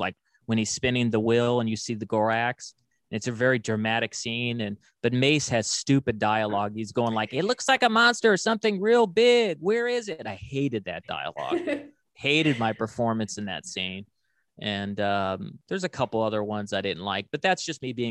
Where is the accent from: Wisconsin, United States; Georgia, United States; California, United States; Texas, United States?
California, United States; Los Angeles; I'm from Los Angeles.